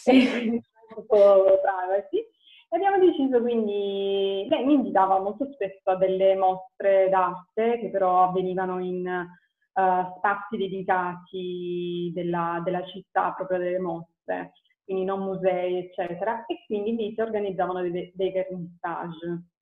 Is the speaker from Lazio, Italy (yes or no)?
no; Apulia, Italy; moved away as an adult; now in Verona, Italy; mm, ho 31 anni, vivo a Verona e sono originaria della Puglia